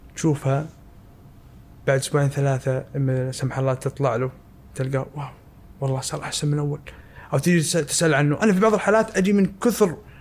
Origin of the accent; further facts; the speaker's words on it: Saudi Arabia; عندنا في السعوديه